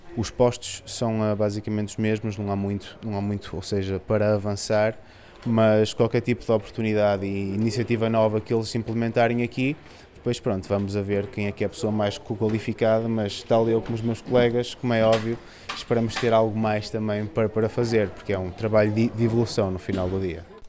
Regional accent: Vila do Conde, Norte, Portugal; eu não sou do Porto, sou de Vila do Conde

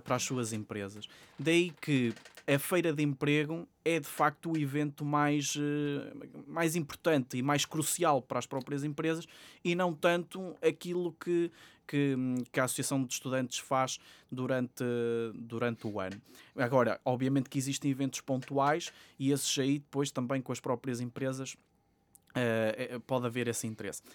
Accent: Sabrosa, Norte, Portugal; moved away as an adult; now in Porto, Portugal; eu estive a frequentar eh, o ensino secundário numa escola em, Trás-os-Montes, que é, que é de onde eu sou natural, de, em Sabrosa, Vila Real

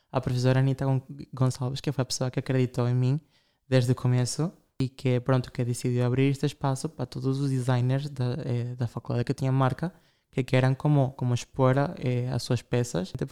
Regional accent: Ukraine; Nós comemos comida, nem sei dizer, sou da Ucrânia, sim, nós celebramos a Páscoa ortodoxa, são pratos russos.

